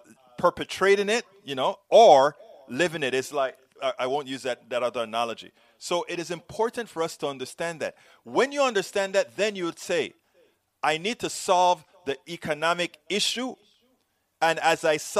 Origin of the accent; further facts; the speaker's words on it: Panama; now in United States; I'm from Panama